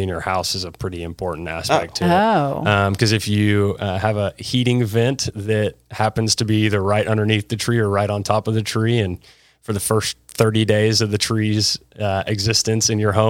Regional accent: Dallas, Texas, United States; I was born here. I grew up on Swiss Avenue

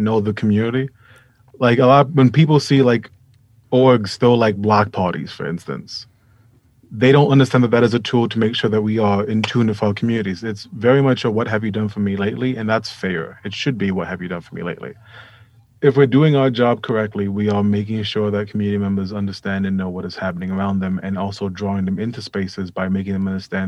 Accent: New York City, New York, United States; also born or lived in Vermont; I'm from Hunts Point in the South Bronx.

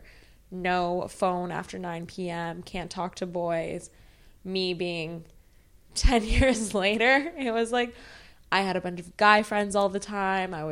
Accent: Los Angeles, California, United States; I was born and raised in Los Angeles, and same with my sister

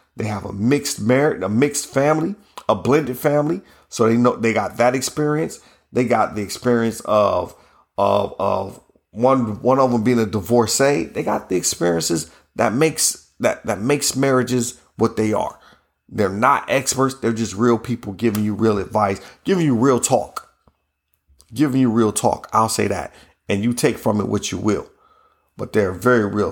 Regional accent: Ohio, United States; I'm from Ohio

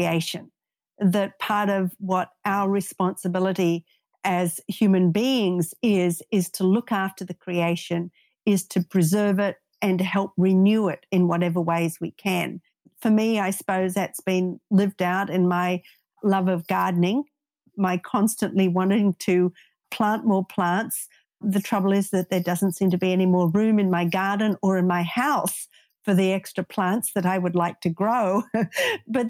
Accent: Australia; moved away; I grew up in Australia.

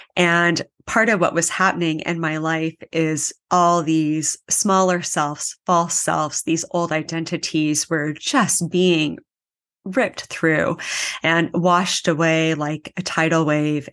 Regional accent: Anchorage, Alaska, United States; moved away as an adult; now in Kauai, United States; I am from Anchorage, Alaska

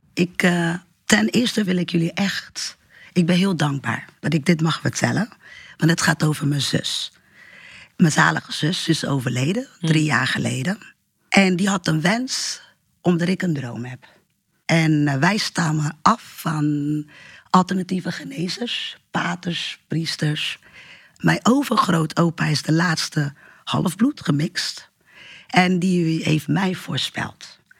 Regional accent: Portugal; now in Rotterdam, Netherlands; ik ben geboren in Portugal. Ik woon nu in Rotterdam.

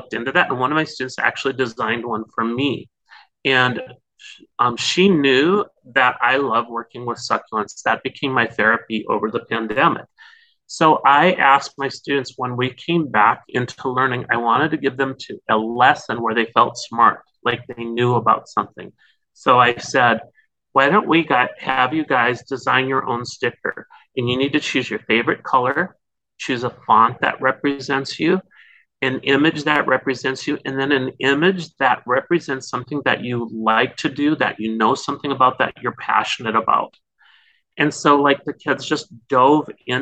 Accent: North Dakota, United States; moved away as an adult; now in California, United States; I'm originally from North Dakota, but I came out to California where I've been here teaching like forever.

